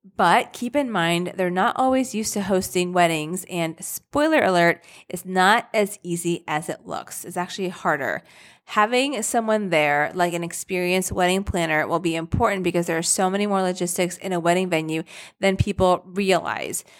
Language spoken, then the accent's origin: English; Rochester, United States; I'm from Rochester